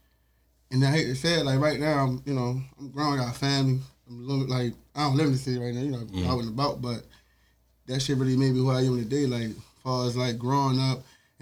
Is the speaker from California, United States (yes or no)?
no; Baltimore, Maryland, United States; I'm from out Murphy Homes, McCullough Homes. You know, the pride, that's where I grew up. But like me growing up in the hood.